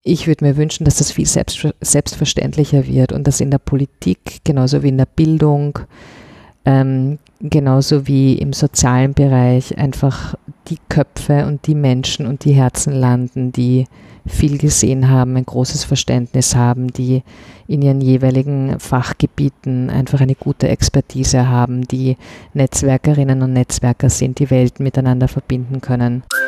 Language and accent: German; Vienna, Austria; ich bin in Wien geboren und auch hier aufgewachsen